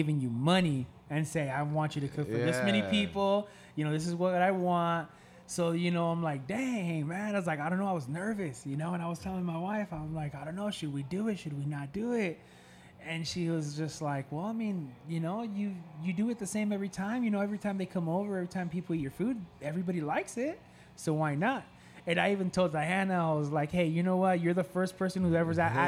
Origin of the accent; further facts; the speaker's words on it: Castroville, California, United States; now in Salinas, United States; I was born and raised in Castroville